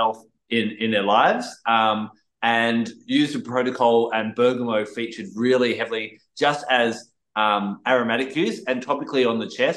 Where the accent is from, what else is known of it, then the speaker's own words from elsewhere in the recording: Australia; I'm Australian